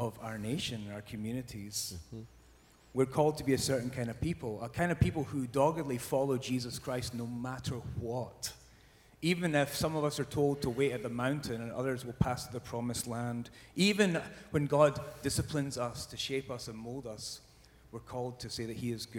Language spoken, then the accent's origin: English; Scotland, United Kingdom; now in Southern California, United States; I'm from Scotland originally